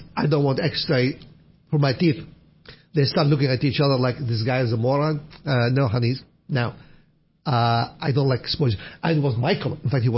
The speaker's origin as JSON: {"language": "English", "country": "Iraq", "tie": "born or raised there", "moved": "yes", "said": "When we were kids, I would walk 1 mile to go to a library that only opens in the winter time, not in the summer, in my hometown, Al-Qushayr, Iraq"}